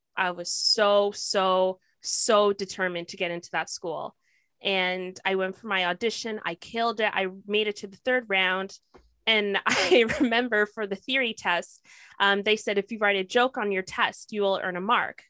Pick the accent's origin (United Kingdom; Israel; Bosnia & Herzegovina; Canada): Canada; Toronto, Ontario; also born or lived in Kingston, Ontario; I've been living in Toronto since I was eight years old